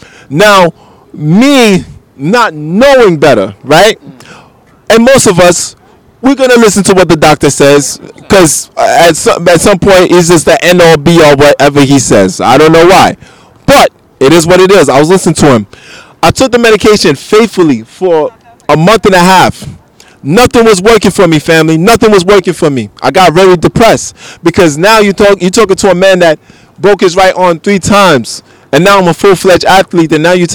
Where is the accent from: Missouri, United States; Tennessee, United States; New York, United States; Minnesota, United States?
New York, United States; Bronx; because, you know, I'm from the Bronx, one of the most unhealthiest counties in the world.